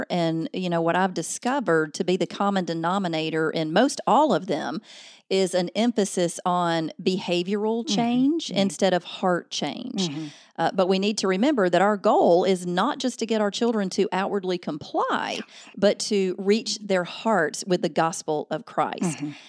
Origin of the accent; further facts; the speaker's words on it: Alabama, United States; Yes, I am in Alabama. I was born and raised in Alabama, so you can't hide that Southern.